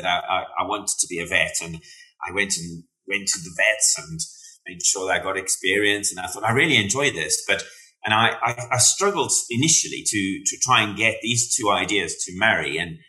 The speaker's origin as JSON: {"language": "English", "country": "South Africa", "moved": "yes", "lives_now": "Wales, United Kingdom", "said": "I tell you what, though, being South African and living in Wales, it's quite an interesting experience"}